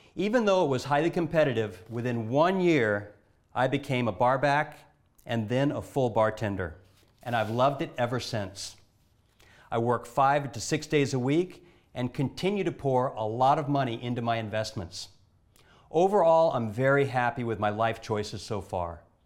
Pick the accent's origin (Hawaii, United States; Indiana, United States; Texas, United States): Hawaii, United States; Honolulu; I'm from Honolulu, Hawaii